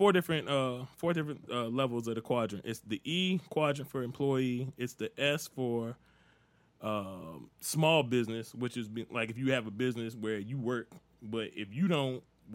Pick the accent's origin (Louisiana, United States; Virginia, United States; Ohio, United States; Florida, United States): Virginia, United States; King George County; I told you, I'm from out in the country, right? You know, I don't call myself Country Joe, but I'm from King George County, man. I'm from out in the sticks.